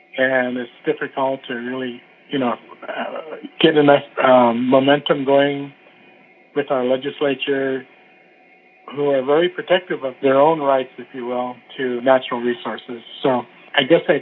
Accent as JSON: {"language": "English", "town": "Fairbanks", "region": "Alaska", "country": "United States", "tie": "born or raised there", "also_born_or_lived": "Sitka, Alaska / Wrangell, Alaska", "said": "as a kid growing up in Fairbanks and Sitka and Wrangell, these small places"}